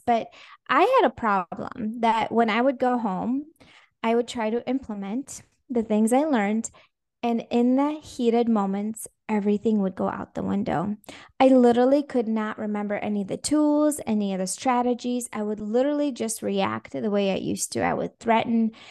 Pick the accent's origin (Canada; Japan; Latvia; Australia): Latvia; first language Russian; English is a second language; also born or lived in Minnesota, United States; now in Jacksonville, United States; So originally, I was born in Latvia